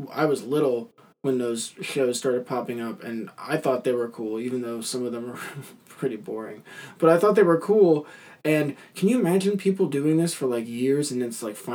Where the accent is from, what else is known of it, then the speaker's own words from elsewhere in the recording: Camden, Massachusetts, United States; I was born and raised in Camden, Massachusetts, to a middle class family.